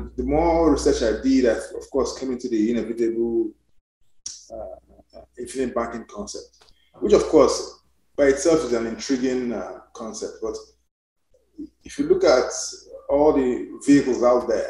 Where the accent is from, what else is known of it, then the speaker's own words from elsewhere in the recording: Nigeria; also born or lived in United Kingdom; now in United States; I'm Nigerian, by although I'm now a naturalized American. But I actually came from UK to do my residence in the US